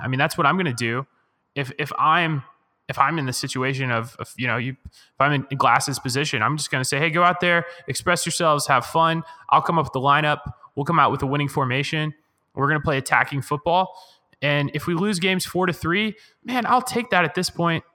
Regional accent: United States; as an American and as a, as a fan of the men's national team

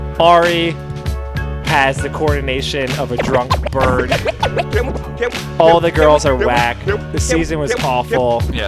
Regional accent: New Jersey, United States; I'm from New Jersey.

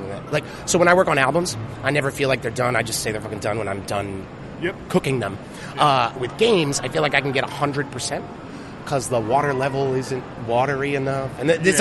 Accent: United States; also born or lived in Idaho / Philadelphia, Pennsylvania / New Jersey; now in Oakland, United States; I was born in Idaho. I grew up in Jersey and Philly

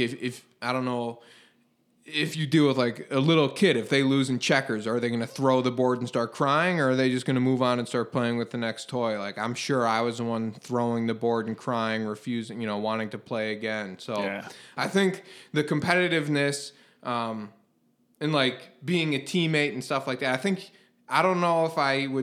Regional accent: Glenview, Illinois, United States; I grew up in Glenview, smallish town

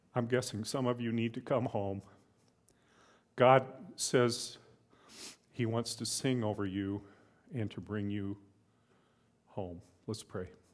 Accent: United States; as an American

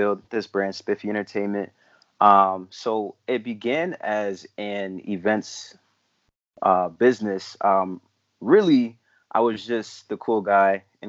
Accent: East Hartford, Connecticut, United States; moved away as an adult; also born or lived in Newport, Rhode Island / Ghana (ancestry); I grew up in East Hartford, actually went to school with Felix

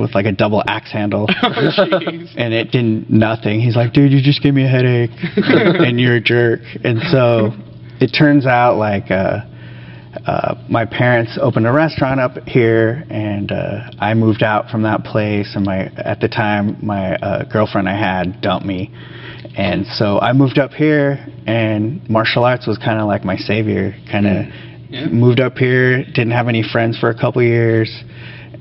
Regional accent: Santa Barbara, California, United States; moved away as an adult; now in Washington, United States; my hometown in California, Santa Barbara

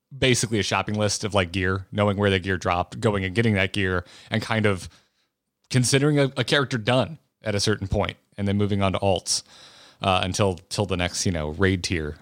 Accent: United States; also born or lived in California; an American who the only other state I've ever lived in is California

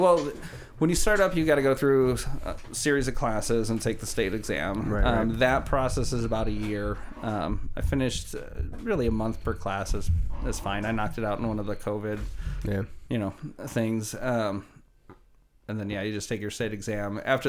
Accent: Chicago, Illinois, United States; Yeah, yeah, from okay. Chicago.

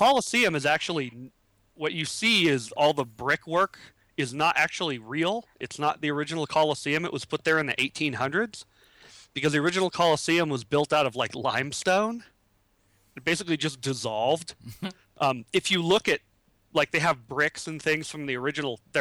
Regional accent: California, United States; I was born in California. I am very West Coast

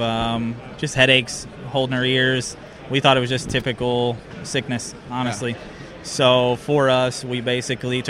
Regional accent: Farmington, Missouri, United States; We're from Farmington

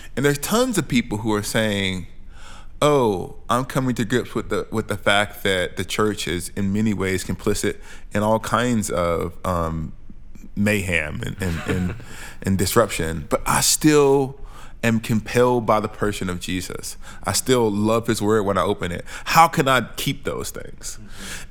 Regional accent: Alabama, United States; moved away as an adult; also born or lived in St Andrews, Scotland; I'm a black Southerner. I'm from Alabama, and I know what Alabama looks like, feels like

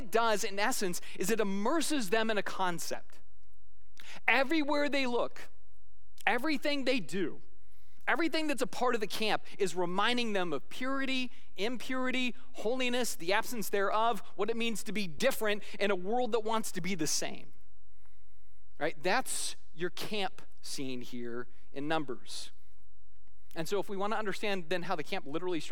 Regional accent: Scotland, United Kingdom; as a Scotsman

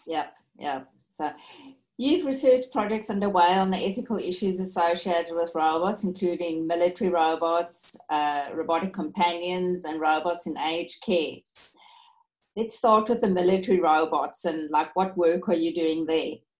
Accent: South Africa; moved away; being a South African

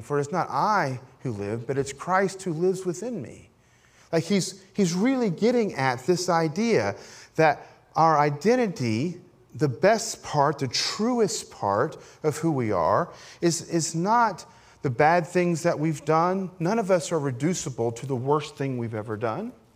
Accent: Appalachia, United States; I grew up as an Appalachian Pentecostal

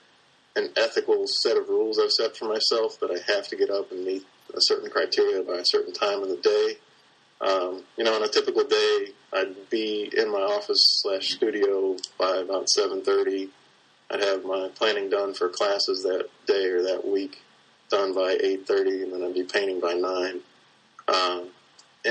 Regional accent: Cincinnati, Ohio, United States; moved away as an adult; also born or lived in New Orleans / Carbondale; I was born and raised in Cincinnati

